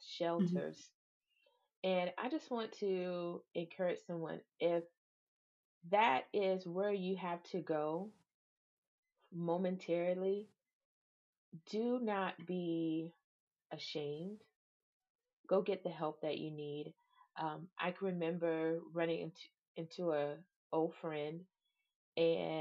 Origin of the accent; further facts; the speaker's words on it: Savannah, Georgia, United States; moved away; I'm from Savannah, Georgia